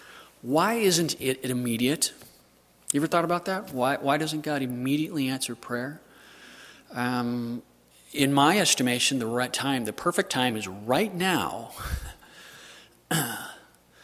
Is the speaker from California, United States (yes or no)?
yes; Southern California, United States; I'm from Southern California